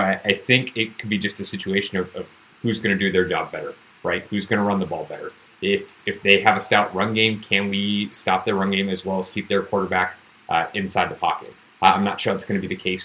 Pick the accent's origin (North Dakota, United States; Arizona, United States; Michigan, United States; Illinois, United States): Arizona, United States; I grew up in Arizona